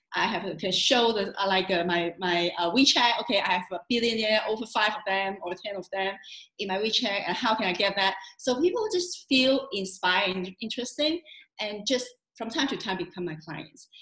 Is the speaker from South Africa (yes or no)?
no; Hong Kong; Hong Kong, my hometown